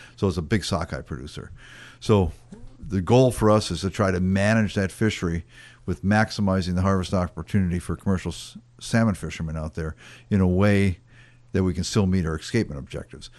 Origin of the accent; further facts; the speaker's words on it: Wisconsin, United States; moved away as an adult; also born or lived in Fairbanks, Alaska; now in Alaska, United States; I grew up in Wisconsin, um, spent first twenty-some years there